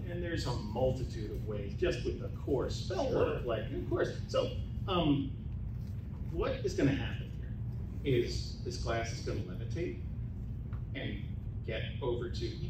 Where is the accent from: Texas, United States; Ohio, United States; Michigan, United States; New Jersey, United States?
New Jersey, United States; born there; I was born in Jersey, this is big for me.